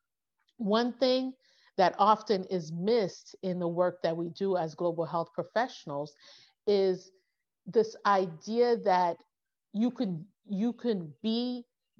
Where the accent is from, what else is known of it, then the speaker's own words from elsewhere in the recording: United States; I'm American